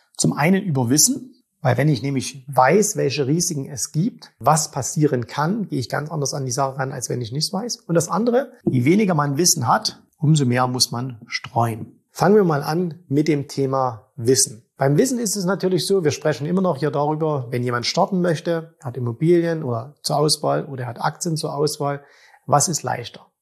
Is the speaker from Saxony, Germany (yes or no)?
yes; Zwickau, Saxony, Germany; in meiner Heimatstadt vorhanden sind. In Zwickau